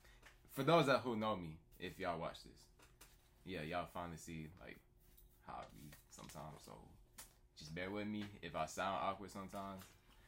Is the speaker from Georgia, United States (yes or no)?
yes; Atlanta, Georgia, United States; To be specific, though, we from East Atlanta.